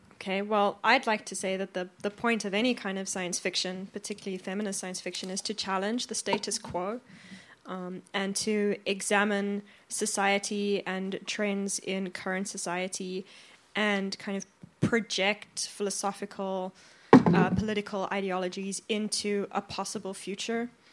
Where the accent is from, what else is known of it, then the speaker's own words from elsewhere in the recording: South Africa; also born or lived in Australia / Finland; now in Sweden; I'm originally from South Africa, but I've lived in Australia, Finland, and now in Sweden.